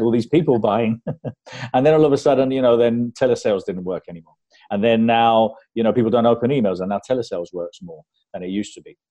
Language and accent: English; Spain; also born or lived in London; I was brought up in London, and uh, but when we moved back to Spain, because we moved back there when I was nine